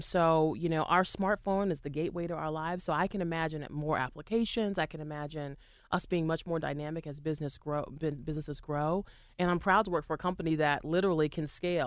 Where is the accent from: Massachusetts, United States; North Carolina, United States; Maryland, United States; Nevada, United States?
Massachusetts, United States; Boston; now in Pittsburgh, United States; I used to sing a lot at, um, Fenway when I, I grew up in Boston